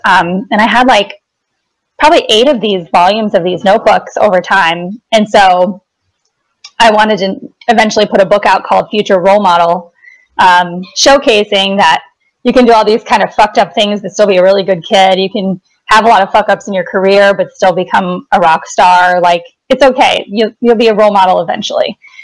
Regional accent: Wisconsin, United States; also born or lived in Chicago; now in Los Angeles, United States; I grew up in Wisconsin

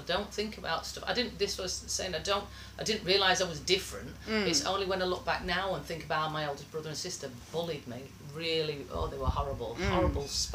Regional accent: Sheffield, Yorkshire and the Humber, United Kingdom; We had no family in Sheffield. It was just my mum and dad and five kids. We grew up in Ringinglow Village, middle of nowhere.

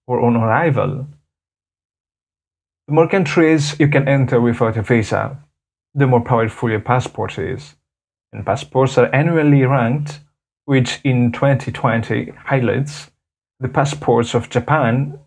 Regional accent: Madagascar; from Madagascar

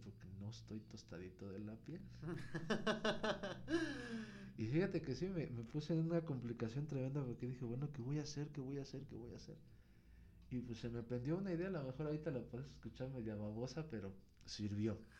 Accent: Pachuca, Hidalgo, Mexico; la escuela donde yo estaba estaba en la colonia a un lado de donde está mi parroquia, de donde soy originario, que es la Resurrección en Pachuca.

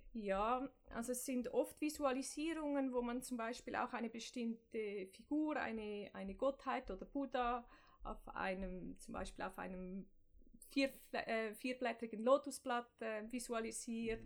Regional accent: Zurich, Switzerland; Ich komme aus Zürich-Affoltern, dem Norden von Zürich. Bin da aufgewachsen

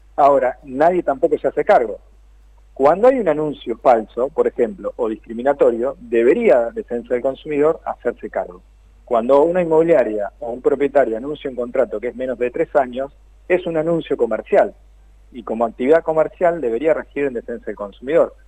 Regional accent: Tandil, Buenos Aires Province, Argentina; en Tandil, de donde soy yo

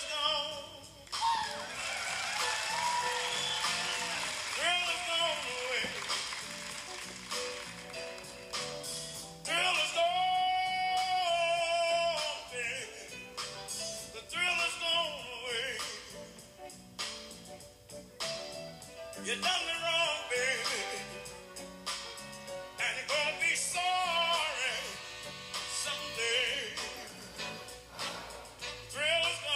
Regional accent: Indianola, Mississippi, United States; I come from Indianola, Mississippi, USA

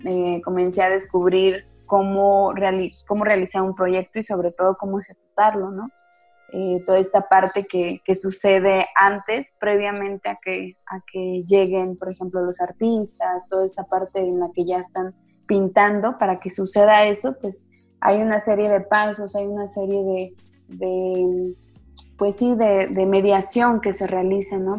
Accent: Zacatecas, Mexico; soy acá de, de Zacatecas

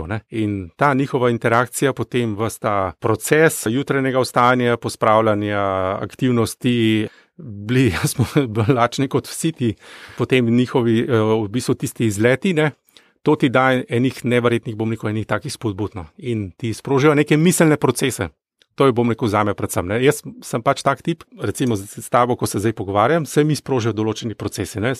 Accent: Gorizia, Friuli-Venezia Giulia, Italy; Jaz sem bil Goričan

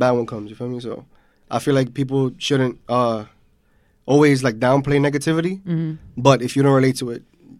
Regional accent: New York, United States; We're from New York.

